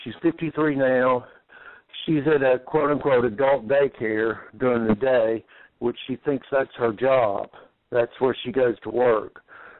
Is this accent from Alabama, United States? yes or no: yes; Mobile, Alabama, United States; also born or lived in Texas / Arkansas / Mississippi; now in Indiana, United States; I'm originally from Mobile, Alabama, by way of Texas, Arkansas, Mississippi. Now I'm in Indiana.